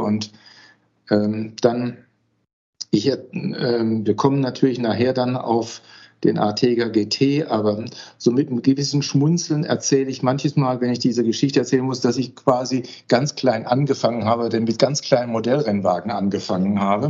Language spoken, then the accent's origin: German; Heilbronn, Baden-Württemberg, Germany; moved away as an adult; also born or lived in Westphalia / Osnabrück; now in Paderborn, Germany; Ich bin zwar Westfaler, aber im Schwabenland aufgewachsen.